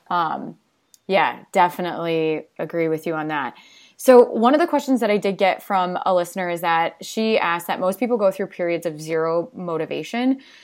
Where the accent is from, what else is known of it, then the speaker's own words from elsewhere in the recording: Dubuque, Iowa, United States; moved away; I'm originally from Dubuque